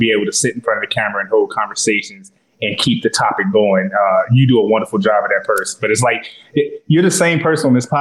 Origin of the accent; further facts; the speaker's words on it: Chicago, Illinois, United States; moved away as an adult; now in Baltimore, United States; I'm from Chicago